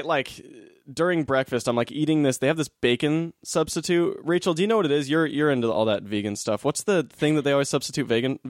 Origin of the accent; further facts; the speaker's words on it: Utah, United States; also born or lived in Hollywood, Los Angeles; now in Silver Lake, Los Angeles, United States; I'm from Utah originally, but I lived in Hollywood before Silver Lake.